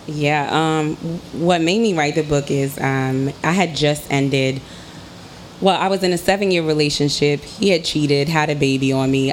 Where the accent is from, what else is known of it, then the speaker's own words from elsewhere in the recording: New York City, New York, United States; I'm from Harlem.